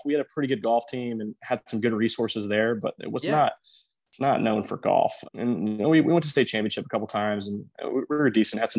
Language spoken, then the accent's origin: English; Aledo, Texas, United States; So I grew up in a very small town west of Fort Worth, Texas, called Aledo, Texas